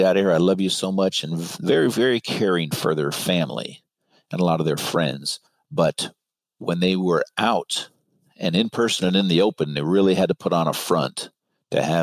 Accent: Marin, California, United States; I grew up in Marin

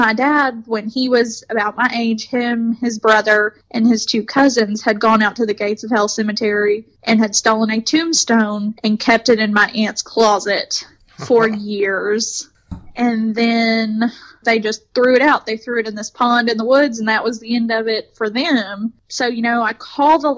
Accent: Elizabethtown, Kentucky, United States; my hometown

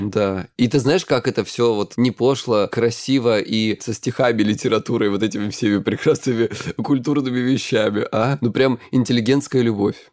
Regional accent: Krasnodar Krai, Russia; я с Кубани

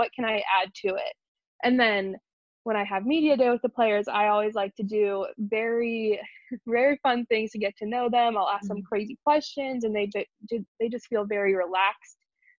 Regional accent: Wichita, Kansas, United States; also born or lived in New York; No. So I am from New York originally, but we moved to Wichita, Kansas when I was a baby.

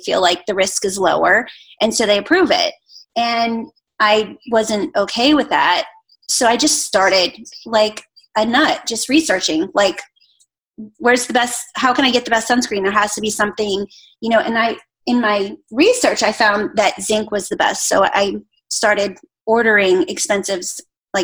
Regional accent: Pittsburgh, Pennsylvania, United States; now in Atlanta, United States; I'm from Pittsburgh

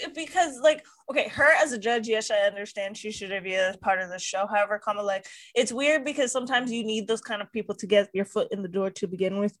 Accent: Hawaii, United States; I'm from Hawaii

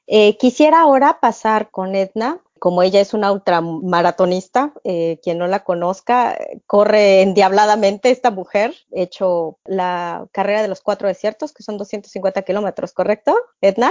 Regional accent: Mexico; now in Chicago, United States; Como mexicanos residentes en el extranjero y profesionistas de diversas áreas

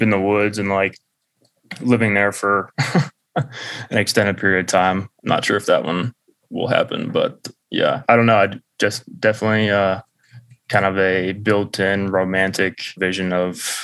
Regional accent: Atlanta, Georgia, United States; where Nick and I grew up in Atlanta

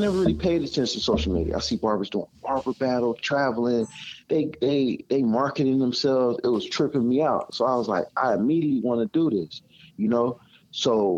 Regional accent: Pasadena, California, United States; I'm from Pasadena

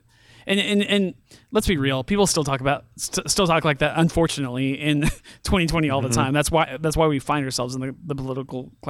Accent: San Francisco Bay Area, California, United States; born or raised there; now in Missouri, United States

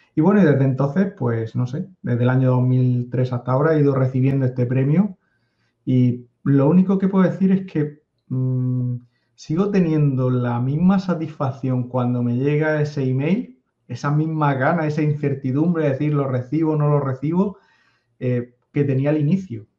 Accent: a town on the coast of Spain near Murcia, Region of Murcia, Spain; born or raised there

